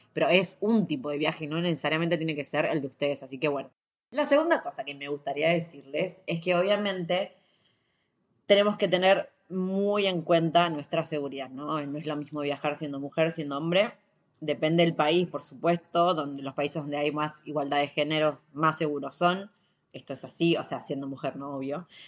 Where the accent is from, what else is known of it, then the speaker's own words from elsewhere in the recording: Argentina; soy de Argentina